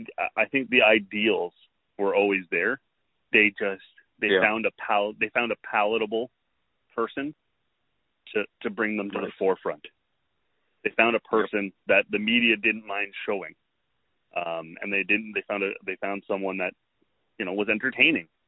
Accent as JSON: {"language": "English", "country": "Canada", "said": "a Canadian, as a Canadian"}